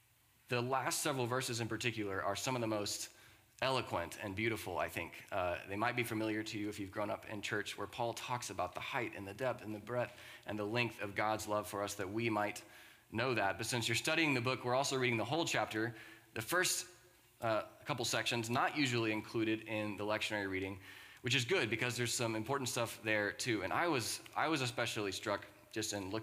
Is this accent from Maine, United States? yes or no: no; Austin, Texas, United States; moved away as an adult; also born or lived in Charleston, South Carolina; now in Waco, United States; Austin is my hometown, though, and my family and extended family still